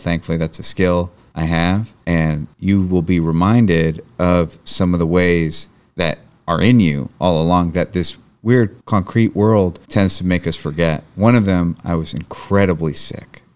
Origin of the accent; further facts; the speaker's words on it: Marin County, California, United States; I grew up in Marin County.